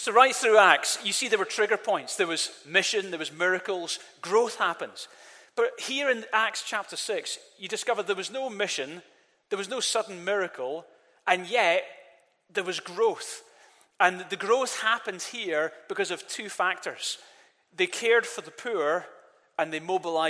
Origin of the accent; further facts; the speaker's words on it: Glasgow, Scotland, United Kingdom; now in Edinburgh, United Kingdom; I grew up in Glasgow